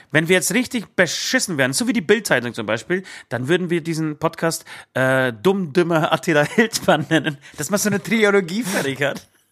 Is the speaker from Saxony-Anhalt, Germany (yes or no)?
no; Bavaria, Germany; hier bei uns in Bayern